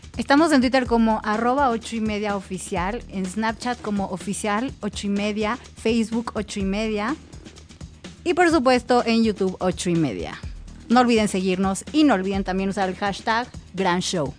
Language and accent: Spanish; Mexico; nuestro país